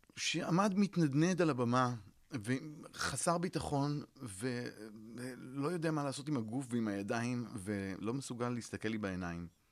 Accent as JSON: {"language": "Hebrew", "town": "Netanya", "region": "Central District", "country": "Israel", "tie": "born or raised there", "also_born_or_lived": "New York", "said": "סיפרתי על הילדות שלי אה, בנתניה"}